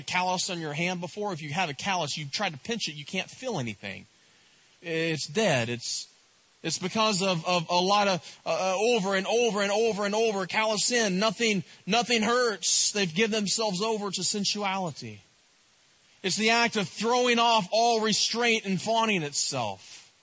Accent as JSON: {"language": "English", "region": "East Tennessee", "country": "United States", "said": "I'm from East Tennessee"}